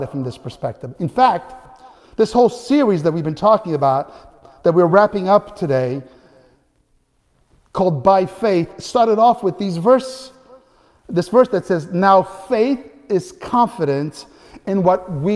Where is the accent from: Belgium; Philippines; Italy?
Italy; Naples, Campania; moved away; when I was a little boy in Italy, growing up in Naples